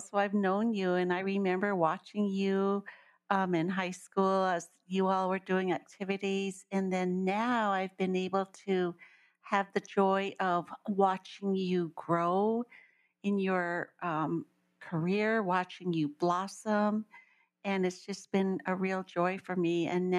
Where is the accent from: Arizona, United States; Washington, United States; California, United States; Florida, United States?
Arizona, United States; Window Rock; I am from Window Rock. I was born and raised in Window Rock. I went to school, elementary, junior high, and I graduated from Window Rock High School. So I spent lots of years in Window Rock.